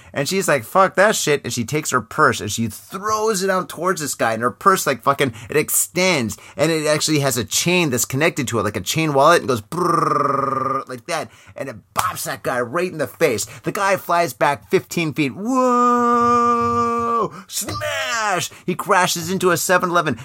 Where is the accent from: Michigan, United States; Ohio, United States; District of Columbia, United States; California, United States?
Michigan, United States; now in Japan; I grew up in Michigan